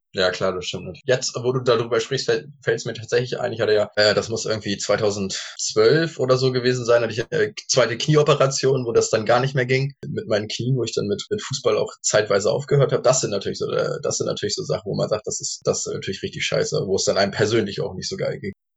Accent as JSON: {"language": "German", "region": "Northern Germany", "country": "Germany", "said": "als äh, Norddeutscher"}